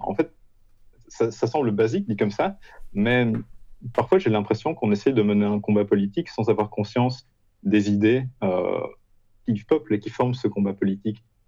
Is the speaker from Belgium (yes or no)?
yes; Belgium; moved away as an adult; now in Poland; je suis belge